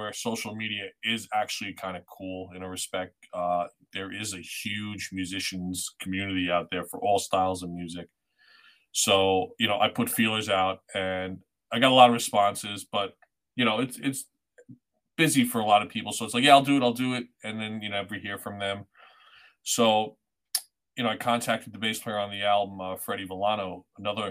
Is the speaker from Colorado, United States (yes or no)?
no; Long Island, New York, United States; moved away as an adult; now in Connecticut, United States; I'm originally from New York